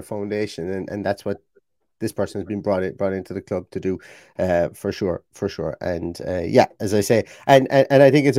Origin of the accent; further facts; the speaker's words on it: Ireland; accent: Irish; my own being Irish, sometimes the accent, especially when we say T's and TH's